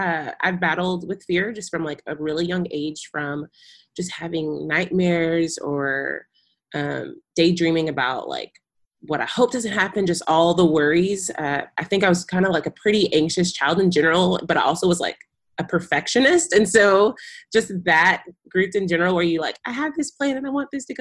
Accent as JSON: {"language": "English", "region": "Texas", "country": "United States", "tie": "born or raised there", "also_born_or_lived": "Kenya", "said": "I'm a Texas girl born and raised"}